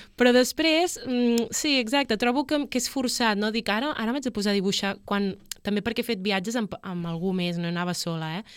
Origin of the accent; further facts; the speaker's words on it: Palamós, Catalonia, Spain; jo soc de Palamós